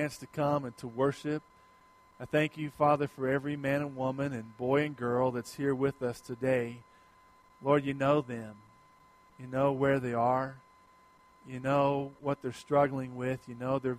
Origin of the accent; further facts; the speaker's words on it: United States; as American Christians